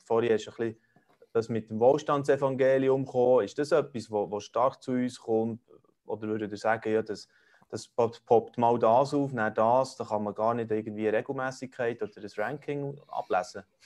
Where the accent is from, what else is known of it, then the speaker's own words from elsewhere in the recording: Switzerland; bei uns in der Schweiz